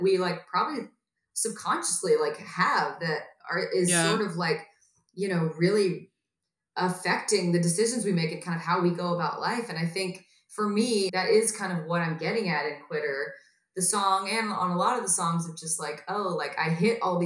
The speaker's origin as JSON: {"language": "English", "town": "Atlanta", "region": "Georgia", "country": "United States", "tie": "born or raised there", "moved": "yes", "lives_now": "Los Angeles, United States", "said": "a hometown show in Atlanta, Georgia"}